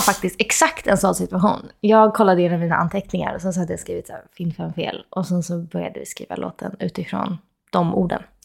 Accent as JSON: {"language": "Swedish", "town": "Solna", "region": "Stockholm County", "country": "Sweden", "tie": "born or raised there", "also_born_or_lived": "Los Angeles, United States", "moved": "as an adult", "said": "jag är faktiskt uppvuxen i, i Råsunda också"}